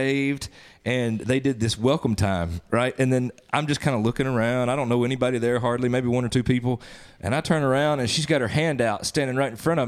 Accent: Northeast Mississippi, United States; moved away as an adult; also born or lived in Nashville, Tennessee; now in Jonesboro, United States; I was born and raised in Northeast Mississippi, ended up in Nashville for a time, and then over here to the flatlands over here in the Delta of Jonesboro

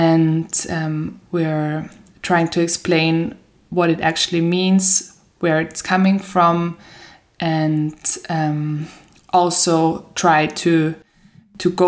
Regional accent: Vienna, Austria; moved away as an adult; also born or lived in Sweden; now in Lund, Sweden; I'm originally from Vienna. I've been living there for 25 years, but now made the move to Sweden in autumn

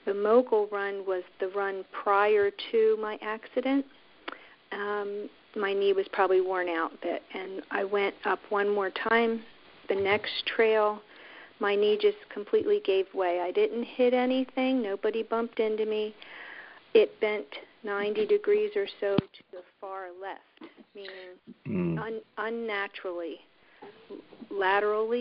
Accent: Somerdale, New Jersey, United States; also born or lived in Woodstown, New Jersey; I grew up in Somerdale, New Jersey.

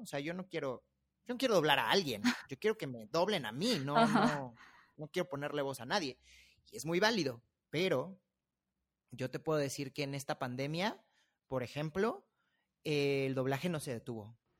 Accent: Mexico City, Mexico; accent: chilango; los chilangos y todos estamos hablando así todo el tiempo

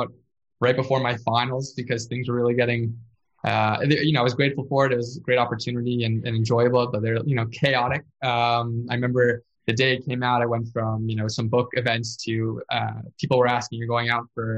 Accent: South Florida, United States; moved away; I grew up in South Florida. I've never lived anywhere else before that point

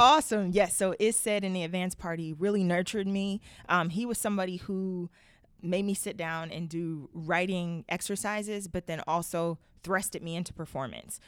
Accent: Youngstown, Ohio, United States; growing up in Youngstown, Ohio.

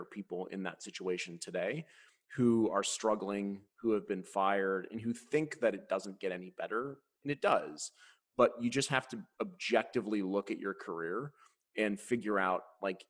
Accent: Cleveland, Ohio, United States; we lived in the Midwest. I'm from Cleveland.

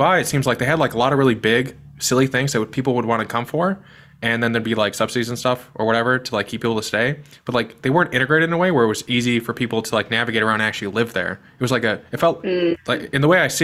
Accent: Midwest, United States; I'm from the Midwest

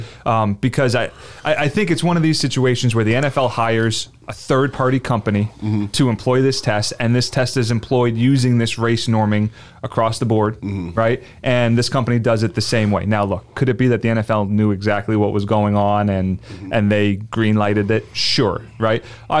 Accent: New Jersey, United States; now in Florida, United States; I grew up in South Jersey.

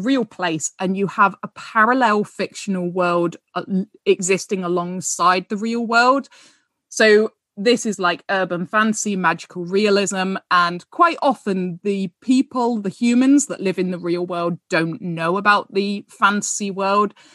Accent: United Kingdom; as British people

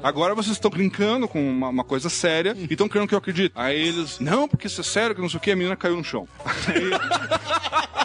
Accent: Curitiba, Paraná, Brazil; eu que sou aqui do Curitiba

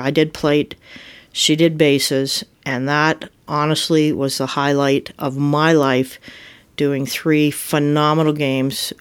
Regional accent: Muskoka, Ontario, Canada; I was born and raised up in Muskoka

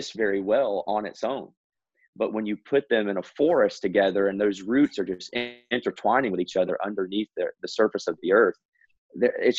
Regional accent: Mississippi, United States; moved away as an adult; now in Boston, United States; I grew up in Mississippi for the first 23 years of my life.

